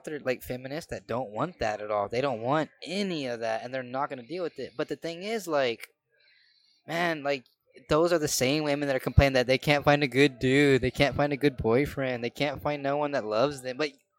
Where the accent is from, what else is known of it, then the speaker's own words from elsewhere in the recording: Chicago, Illinois, United States; Like, I know what I'm doing. I'm from Chicago.